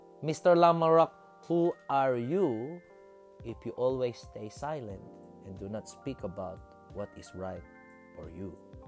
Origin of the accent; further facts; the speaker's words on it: Philippines; now in Australia; Consoling in my roots as a Filipino, and you know, a bit of social commentary for what it means to be that in a country known as Australia.